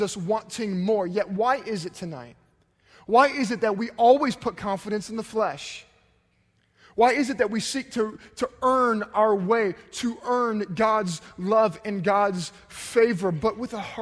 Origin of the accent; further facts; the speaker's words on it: United States; based on the fact that we're American